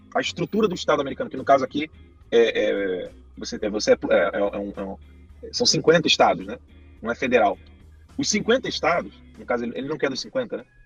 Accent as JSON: {"language": "Portuguese", "country": "Brazil", "said": "Não sou americano, sou brasileiro"}